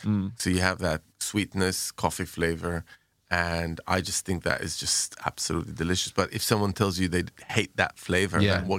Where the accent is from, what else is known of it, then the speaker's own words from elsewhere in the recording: Jerusalem, Jerusalem District, Israel; So when I was growing up in Jerusalem, we used to go to, there was a bunch of places